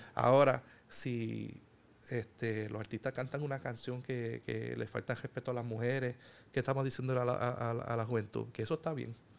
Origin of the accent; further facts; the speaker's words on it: Puerto Rico; somos puertorriqueños, somos hermanos, eh, vivimos en el mismo país